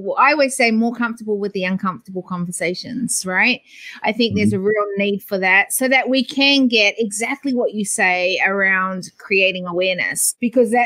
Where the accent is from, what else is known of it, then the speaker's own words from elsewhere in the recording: New Zealand; now in Australia; I was born in New Zealand, but I have to tell you, I've lived longer in Australia